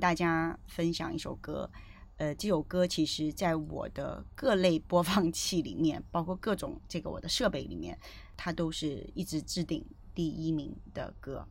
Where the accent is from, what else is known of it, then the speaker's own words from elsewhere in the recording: southern China, China; now in Beijing, China; 因为我是南方人